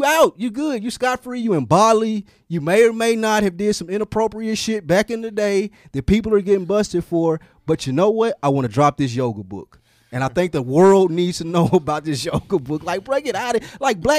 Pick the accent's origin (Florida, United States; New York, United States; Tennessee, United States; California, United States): Tennessee, United States; Nashville; I'm from Nashville, Tennessee.